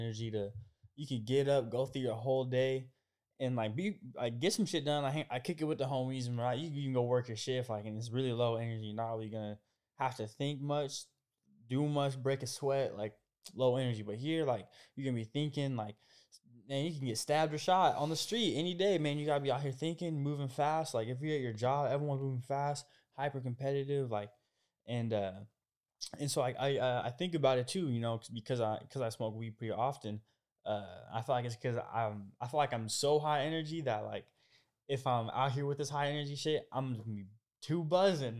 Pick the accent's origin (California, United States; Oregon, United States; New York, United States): Oregon, United States; Portland area; moved away as an adult; now in Los Angeles, United States; I'm from Oregon and, uh, I'm, I'm kinda from the Portland area. My fifteen minutes outside of Portland, kind of a smaller town and, you know, uh, th, growing up in a smaller area